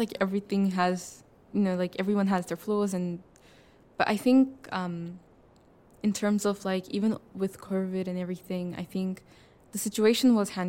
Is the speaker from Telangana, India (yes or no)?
no; Pune, Maharashtra, India; moved away; I'm from Pune